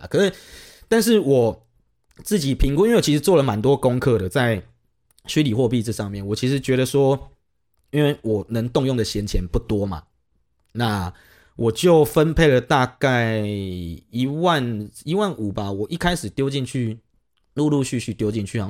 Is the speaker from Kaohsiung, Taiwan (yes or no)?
yes; Kaohsiung, Taiwan; 如果说是假设是我啦，我是高雄人，我去台北，然后我在台北确诊了